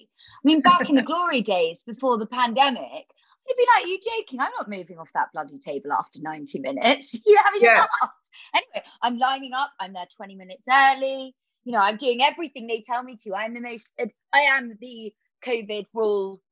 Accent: Devon, South West England, United Kingdom; I know about growing up in Devon

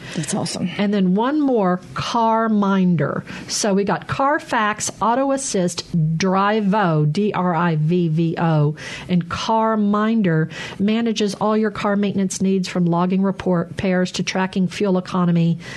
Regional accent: Arkansas, United States; moved away as an adult; also born or lived in Chicago / Texas; now in Mississippi, United States; I grew up in Arkansas and now in Mississippi

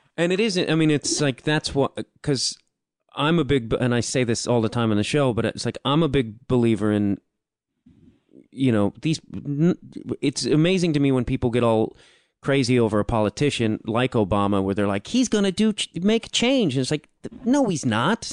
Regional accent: Chicago, Illinois, United States; I'm from Chicago

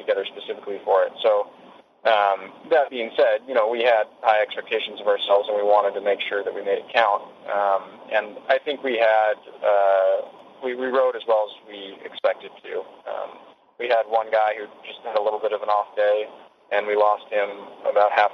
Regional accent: United States; as an American

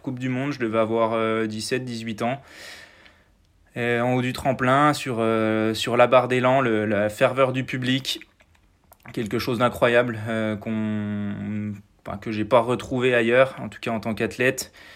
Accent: Mouthe, Bourgogne-Franche-Comté, France; je suis né à Mout, euh, qui est un village qui est à, moins de 10 km du, site. Donc euh, j'y ai grandi

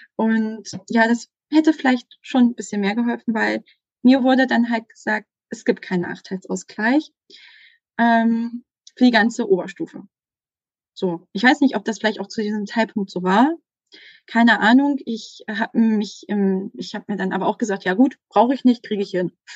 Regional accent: Saxony-Anhalt, Germany; moved away; ich komme ursprünglich aus Sachsen-Anhalt und bin dann an eine Sekundarschule gegangen

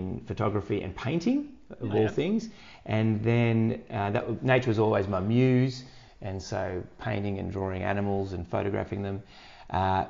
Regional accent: Park Orchards, Victoria, Australia; also born or lived in Point Lonsdale; I grew up in, yeah, in Park Orchards, that area.

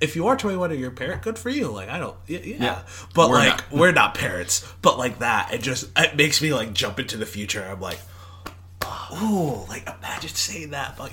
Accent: Irving, Texas, United States; born or raised there

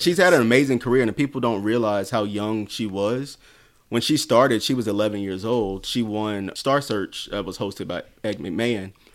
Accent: South Carolina, United States; I'm from South Carolina where we have Black Bike Week in Myrtle Beach

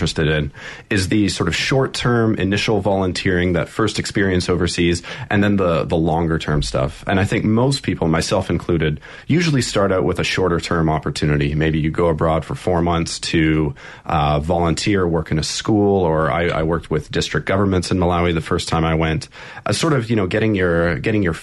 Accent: Canada; moved away as an adult; I'm originally from Canada, but I've been living mostly abroad for the past 7 or 8 years, moving around

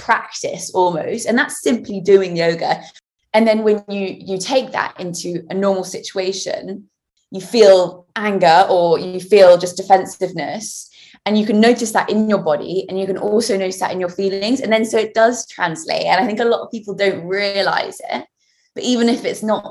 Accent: Winchester, South East England, United Kingdom; my hometown of Winchester

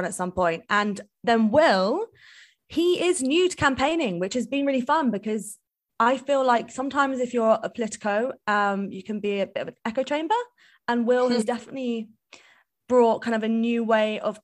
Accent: London, United Kingdom; me, Izzy, and Will, we are actually all from London

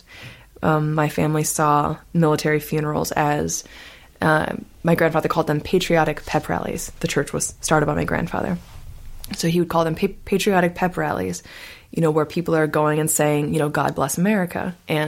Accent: Topeka, Kansas, United States; my hometown, Topeka, Kansas

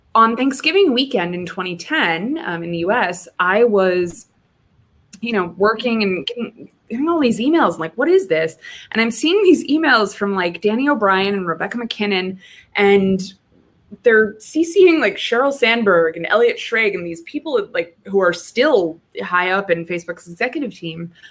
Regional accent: New Hampshire, United States; moved away; I'm from New Hampshire

